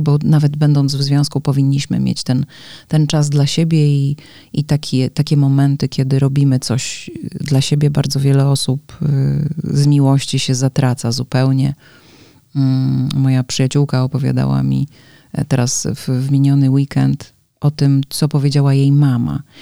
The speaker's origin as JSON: {"language": "Polish", "town": "Łódź", "region": "Łódź Voivodeship", "country": "Poland", "moved": "as an adult", "lives_now": "Warsaw, Poland", "said": "Ja też pochodzę z dużego miasta, bo Łódź jednak nie jest y, małym miasteczkiem"}